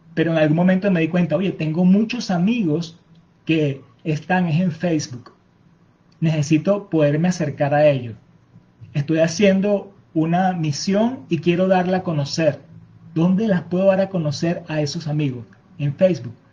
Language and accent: Spanish; Venezuela; nuestra cultura venezolana. Les mostramos nuestros bailes, nuestra forma de hablar